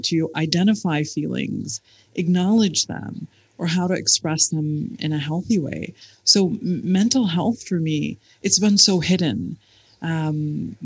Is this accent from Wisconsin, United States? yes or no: no; Michigan, United States; now in United Arab Emirates; I grew up in Michigan